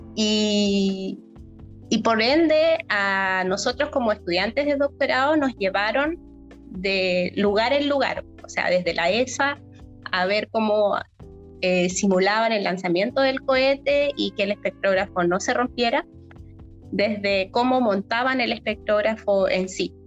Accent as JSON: {"language": "Spanish", "country": "Chile", "said": "nosotros como chilenos"}